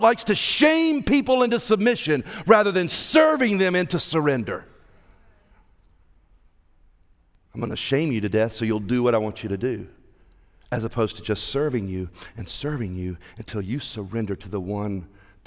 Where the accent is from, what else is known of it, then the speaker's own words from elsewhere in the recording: Evans, Georgia, United States; we're from Evans